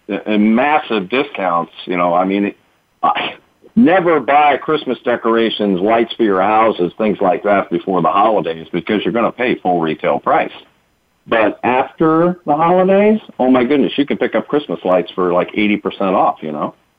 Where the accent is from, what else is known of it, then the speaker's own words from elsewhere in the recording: East Coast, United States; I'm from the East Coast. Uh, I was born and raised in that hustle and bustle